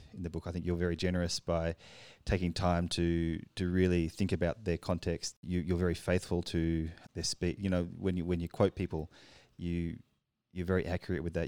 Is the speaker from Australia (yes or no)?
yes; Australia; now in Paris, France; I'm from Australia